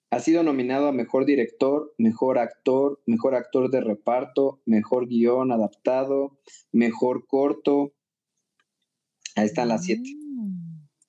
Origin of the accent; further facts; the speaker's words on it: Mexico; soy mexicana